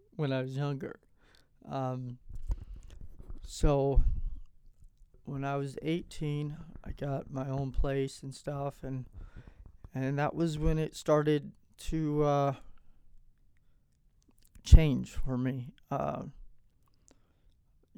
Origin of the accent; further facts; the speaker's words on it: Platteville, Colorado, United States; also born or lived in Longmont, Colorado / Gilcrest, Colorado / Arizona / Casper, Wyoming; I was born here in Longmont, Colorado. I was raised in Platteville, Gilcrest area.